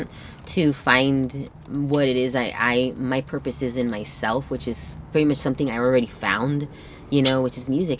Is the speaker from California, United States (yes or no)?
yes; Torrance, California, United States; first language Spanish; English is a second language; I was born here in Torrance